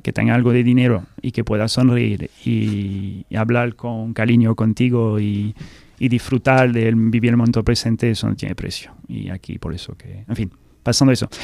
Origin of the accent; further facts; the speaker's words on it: France; Spanish is a second language; moved away as an adult; also born or lived in Scotland; now in Seville, Spain; soy fan del español, del castellano, que soy francés, puedo hablar francés